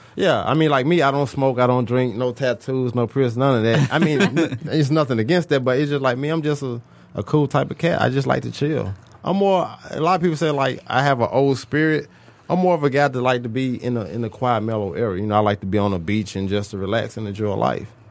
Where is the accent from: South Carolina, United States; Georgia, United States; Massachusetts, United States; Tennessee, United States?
Tennessee, United States; Memphis; I'm from Memphis, Tennessee.